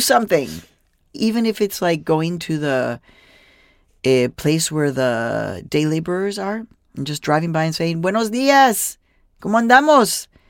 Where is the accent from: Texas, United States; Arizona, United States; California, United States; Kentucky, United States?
Arizona, United States; Phoenix; moved away; also born or lived in Mexico; from ages five to eighteen, I grew up in Phoenix, Arizona